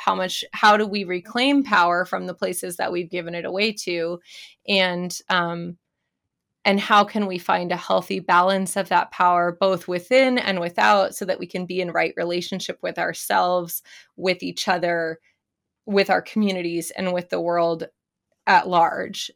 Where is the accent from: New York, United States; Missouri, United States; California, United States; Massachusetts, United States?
California, United States; I grew up in California